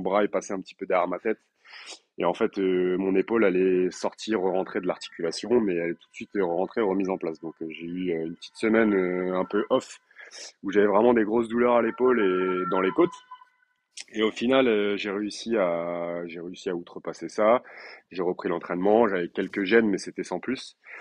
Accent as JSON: {"language": "French", "town": "Limoges", "region": "Nouvelle-Aquitaine", "country": "France", "tie": "born or raised there", "also_born_or_lived": "Colombes, Paris region", "moved": "yes", "lives_now": "Paris region, France", "said": "je suis originaire de Limoges et j'habite en région parisienne"}